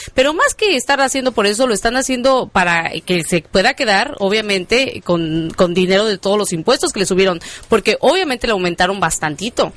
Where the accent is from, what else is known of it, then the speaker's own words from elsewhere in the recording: Mexico; now in Chicago, United States; estamos fuera de nuestro país, pero sin embargo, que no se pierda la tradición como buenos mexicanos que somos